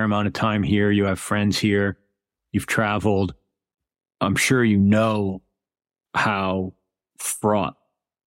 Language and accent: English; United States; as an American